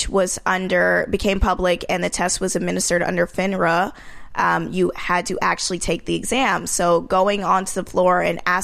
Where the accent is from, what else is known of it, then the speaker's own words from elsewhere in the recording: Marietta, Georgia, United States; moved away as an adult; also born or lived in New York; I came from Georgia, Marietta, Georgia, which is the suburbs of Atlanta.